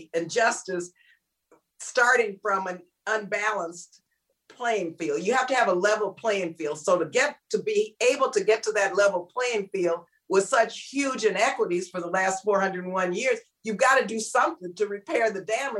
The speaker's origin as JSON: {"language": "English", "town": "El Paso", "region": "Texas", "country": "United States", "tie": "born or raised there", "said": "I was born and raised in El Paso, Texas"}